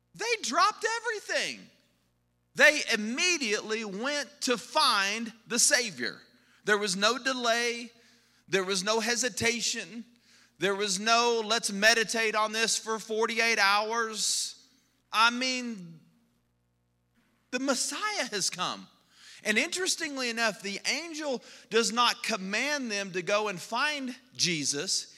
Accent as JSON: {"language": "English", "region": "Texas", "country": "United States", "moved": "as an adult", "lives_now": "Colorado, United States", "said": "we're from Texas"}